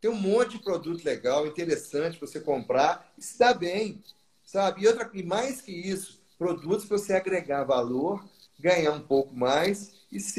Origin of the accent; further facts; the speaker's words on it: Rio de Janeiro, Brazil; Do Rio. No Rio o calor danado